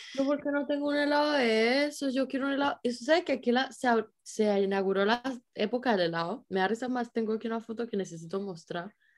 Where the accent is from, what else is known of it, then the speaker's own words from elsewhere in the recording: San Cristóbal, Táchira, Venezuela; now in Germany; por lo menos en San Cristóbal, siempre fue así